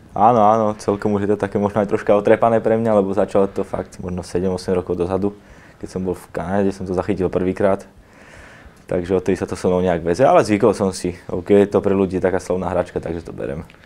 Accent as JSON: {"language": "Slovak", "town": "Bratislava", "region": "Bratislava Region", "country": "Slovakia", "tie": "born or raised there", "moved": "as an adult", "lives_now": "Košice, Slovakia", "said": "narodil som sa v Bratislave, hrával som za Slovan od mala"}